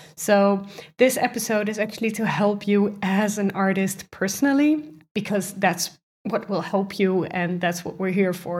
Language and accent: English; Netherlands; I'm, I'm from the Netherlands